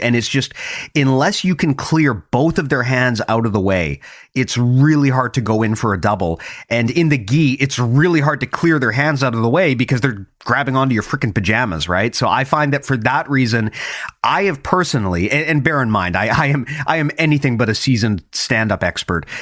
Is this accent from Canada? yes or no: yes; Canada; as a Canadian